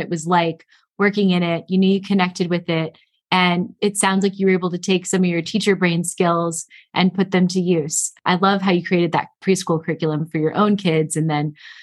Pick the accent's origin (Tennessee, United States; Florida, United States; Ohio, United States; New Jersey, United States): Florida, United States; Palm Beach County; I grew up in Palm Beach County